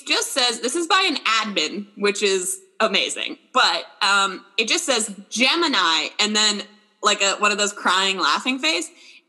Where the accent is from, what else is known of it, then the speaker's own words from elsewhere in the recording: California, United States; Growing up in California, you know this.